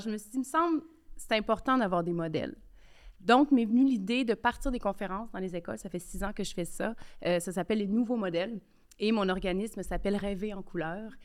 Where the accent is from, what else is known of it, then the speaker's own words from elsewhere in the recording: Quebec City, Quebec, Canada; j'ai grandi euh, à Québec, quartier populaire de Limoilou.